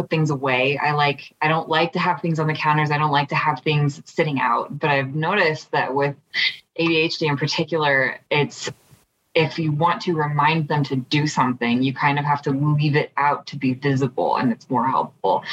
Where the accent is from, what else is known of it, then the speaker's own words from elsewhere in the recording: Utah, United States; I grew up in Utah